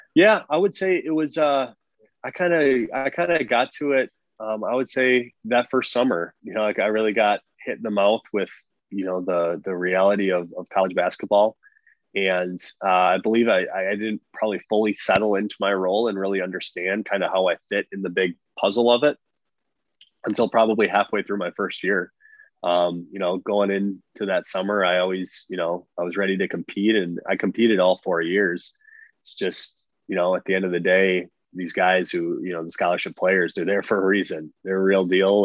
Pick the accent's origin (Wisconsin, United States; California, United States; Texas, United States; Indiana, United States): Wisconsin, United States; I'm a kid from Wisconsin